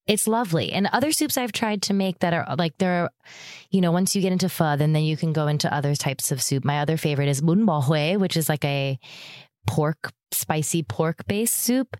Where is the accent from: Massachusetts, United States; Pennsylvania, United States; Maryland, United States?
Pennsylvania, United States; Erie; moved away; also born or lived in Chicago; I'm from Erie, Pennsylvania